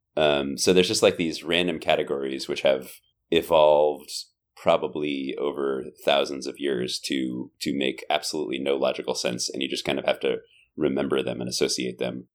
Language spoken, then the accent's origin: English; South Bay, California, United States; first language English; I grew up in the South Bay